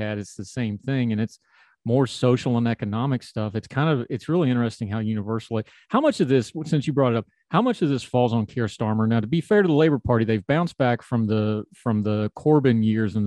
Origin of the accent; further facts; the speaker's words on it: United States; I'm an American